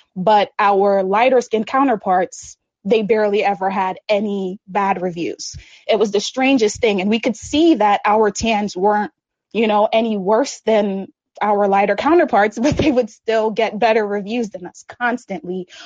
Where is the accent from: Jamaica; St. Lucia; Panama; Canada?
St. Lucia; moved away; I grew up in the Caribbean, St. Lucia to be exact